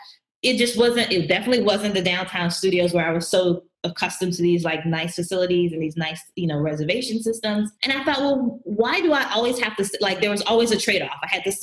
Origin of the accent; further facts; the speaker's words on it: Atlanta, Georgia, United States; moved away as an adult; also born or lived in Jamaica / New Jersey / Harlem, New York; now in New York, United States; I'm originally from Jamaica. We came over to the U.S. when I was younger, but I grew up in Atlanta.